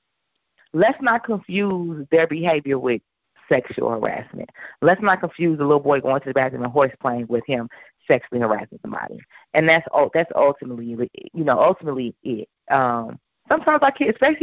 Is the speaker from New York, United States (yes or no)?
yes; New York, United States; I'm from New York.